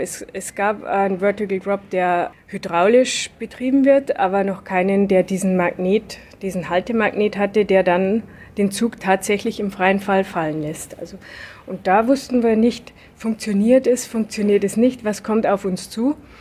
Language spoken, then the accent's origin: German; Lower Bavaria, Germany; bei uns in Niederbayern